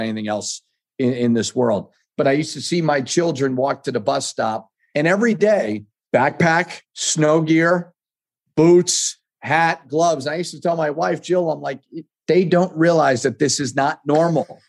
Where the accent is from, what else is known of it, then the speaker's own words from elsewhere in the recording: New England, United States; moved away as an adult; also born or lived in Minnesota; I'm from New England